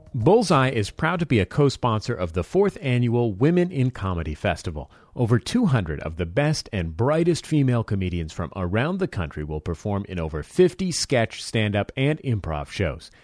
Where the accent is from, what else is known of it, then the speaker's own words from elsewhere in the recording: San Francisco, California, United States; I grew up in the Mission District of San Francisco